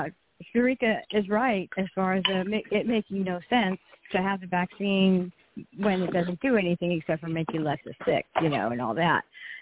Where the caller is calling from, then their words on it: California, United States; It's …, and I'm calling from California, so it's only 9:15 here.